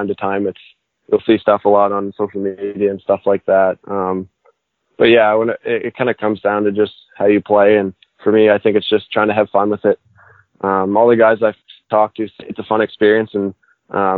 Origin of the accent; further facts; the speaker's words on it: Halifax, Nova Scotia, Canada; especially being a kid growing up here in Halifax